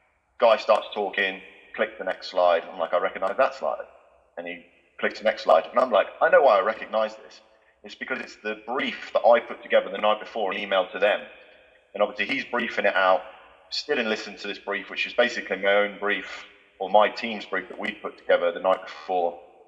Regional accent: Galway, Connacht, Ireland; born there; You know, the family I grew up in, I was born in Galway. I think that's probably how we ended up talking. I grew up in an Irish family.

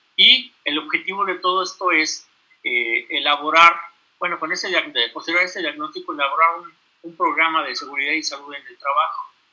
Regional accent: Mexico; nosotros como mexicanos, hablando de todos los que vivimos aquí en este país

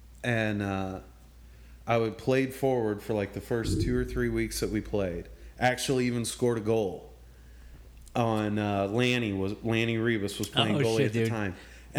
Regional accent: St. Louis, Missouri, United States; I'm from St. Louis. The Blues are my team.

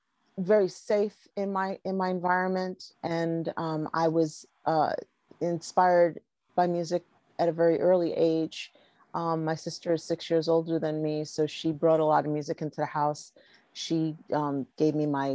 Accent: New York City, New York, United States; moved away as an adult; now in Los Angeles, United States; I originally came from New York. I was born in Brooklyn. And I stayed there

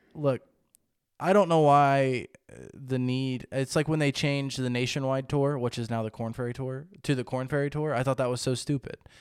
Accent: United States; I'm from America

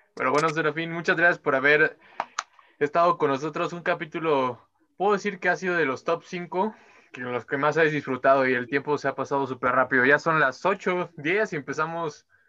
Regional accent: Mexico City, Mexico; Yo igual soy de Iztapalapa

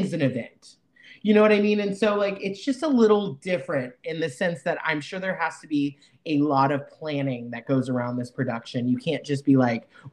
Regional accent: the South, United States; I was raised in the South

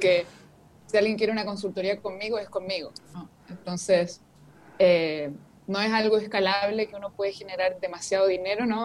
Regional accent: Chile; vivo en Chile, soy de Chile

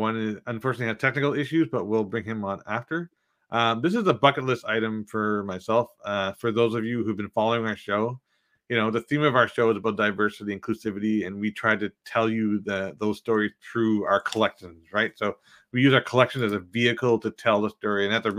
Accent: Newfoundland and Labrador, Canada; now in Greater Toronto Area, Canada; I'm originally from Newfoundland, so we're small town boys at heart.

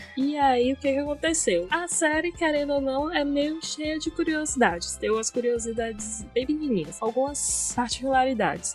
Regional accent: interior of Bahia, Brazil; sou do interior da Bahia, falo da, do interior da Bahia

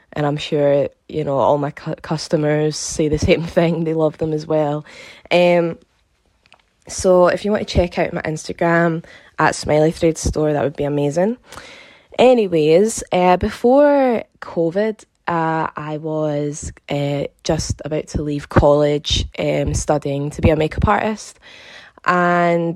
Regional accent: Glasgow, Scotland, United Kingdom; I'm from Glasgow in Scotland.

